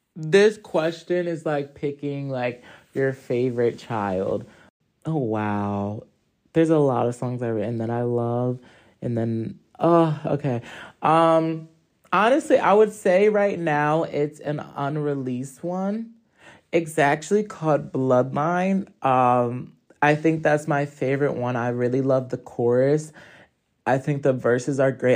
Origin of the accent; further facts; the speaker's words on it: Hartford, Connecticut, United States; I am from Hartford, Connecticut